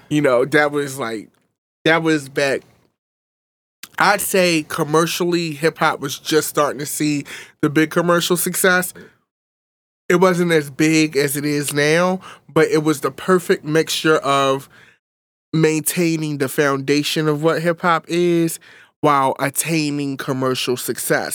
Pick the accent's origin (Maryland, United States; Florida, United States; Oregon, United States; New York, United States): Maryland, United States; Baltimore; I grew up in North West Baltimore.